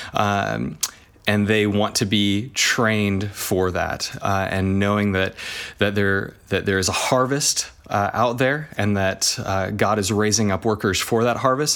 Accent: Texas, United States; moved away as an adult; also born or lived in Alaska / United Kingdom; now in Australia; I have spent most of my time in Texas, and, uh, that's, uh, uh, where I, I kinda did primary school and did uni

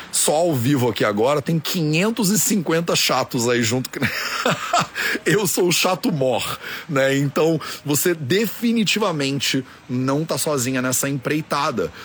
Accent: Brazil; eu sou brasileiro

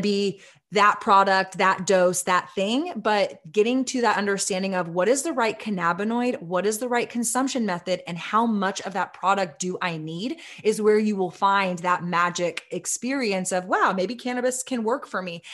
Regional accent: Austin, Texas, United States; my hometown of Austin, Texas

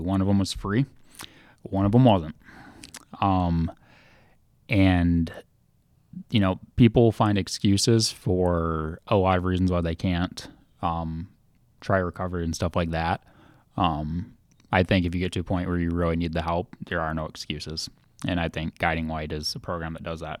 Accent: Holland, Michigan, United States; I'm from Holland

